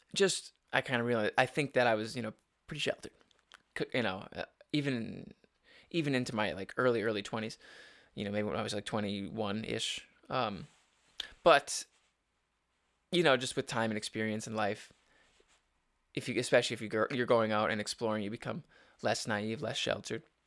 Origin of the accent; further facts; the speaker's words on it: Upper Peninsula, Michigan, United States; growing up in the Upper Peninsula